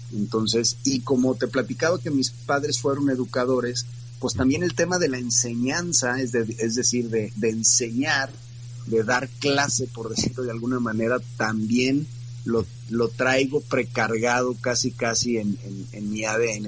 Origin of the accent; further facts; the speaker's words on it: Guadalajara, Jalisco, Mexico; also born or lived in Mexico City; Yo radico aquí desde que tengo 3, cuatro años, nací en la Ciudad de México